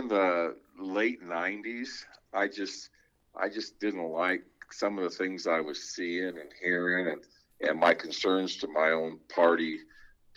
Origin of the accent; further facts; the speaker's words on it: West Des Moines, Iowa, United States; I grew up in Valley Junction area, West Des Moines, bilingual family.